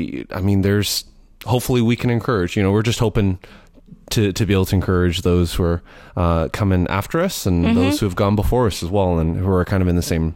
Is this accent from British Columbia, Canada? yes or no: yes; Vancouver, British Columbia, Canada; moved away as an adult; also born or lived in Edmonton, Alberta; now in Nashville, United States; I was born in Vancouver, born and raised in Vancouver.